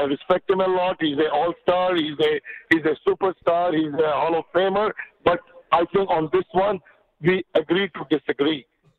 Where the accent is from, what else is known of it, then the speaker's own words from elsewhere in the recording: India; now in Canada; Well, you know, I came here in 84 from India, and for the first few years, for the first little time, I struggled